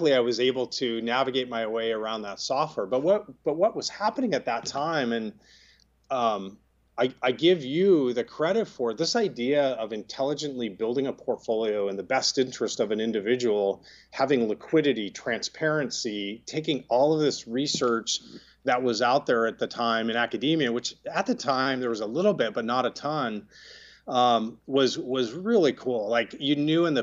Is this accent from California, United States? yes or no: yes; Sunnyvale, California, United States; I grew up in Silicon Valley in the city of Sunnyvale